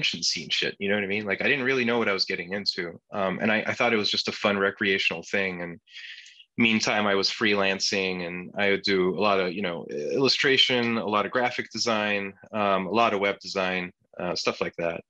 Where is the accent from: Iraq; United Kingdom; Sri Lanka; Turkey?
Turkey; first language Turkish; English is a second language; now in New York, United States; I'm Turkish. I'm an immigrant. I'm a first generation immigrant